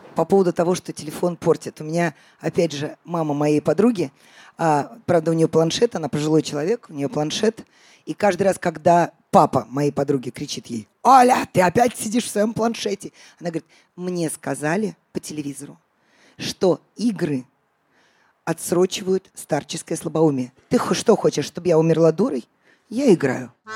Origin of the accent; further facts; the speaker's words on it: Russia; also born or lived in Riga; я из России